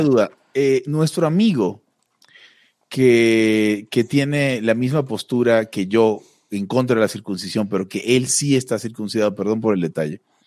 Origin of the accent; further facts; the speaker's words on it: Maracaibo, Zulia, Venezuela; Maracaibo, la ciudad donde soy